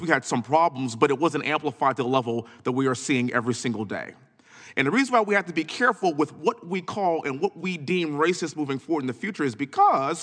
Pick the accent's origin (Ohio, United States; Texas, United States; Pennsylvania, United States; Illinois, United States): Texas, United States; born and raised in Texas, living in Houston